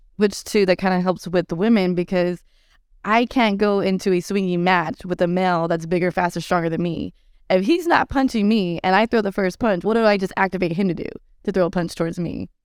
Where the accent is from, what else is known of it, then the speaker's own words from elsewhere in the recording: Texas, United States; I'm from the Lone Star State, so we eat tacos all day, every day